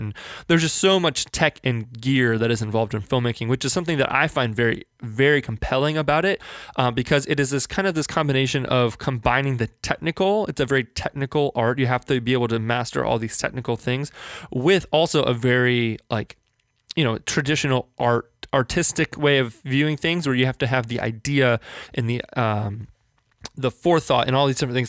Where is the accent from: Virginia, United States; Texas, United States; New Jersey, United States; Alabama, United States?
Virginia, United States; Northern; now in Richmond, United States; I grew up in Northern Virginia, just outside of Washington, D C